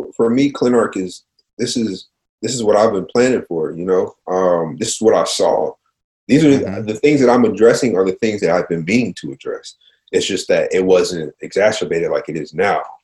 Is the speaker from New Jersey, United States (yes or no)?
no; Cincinnati, Ohio, United States; I'm from Cincinnati